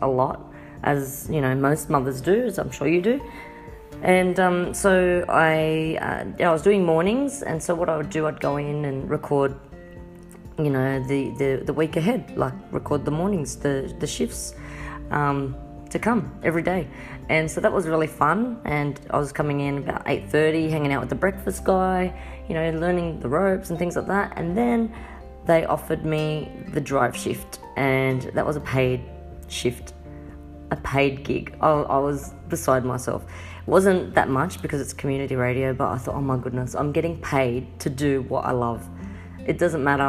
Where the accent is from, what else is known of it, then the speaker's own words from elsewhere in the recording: Sydney, New South Wales, Australia; I'm from Sydney, Australia